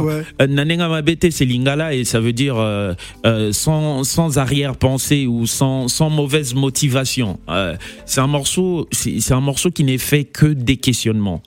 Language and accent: French; Kisangani, Tshopo, DR Congo; je suis natif de Kisangani